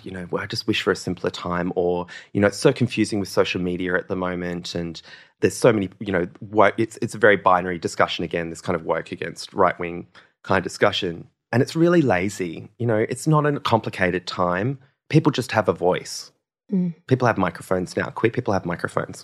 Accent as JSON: {"language": "English", "region": "Western Australia", "country": "Australia", "tie": "born or raised there", "also_born_or_lived": "Norseman / Kalgoorlie / Esperance / Derby"}